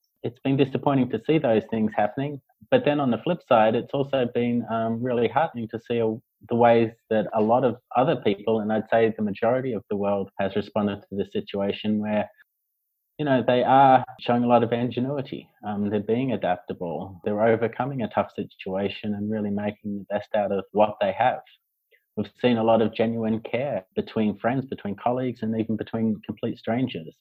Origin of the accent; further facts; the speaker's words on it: Australia; moved away as an adult; also born or lived in Hong Kong; now in Beijing, China; I'm from Australia.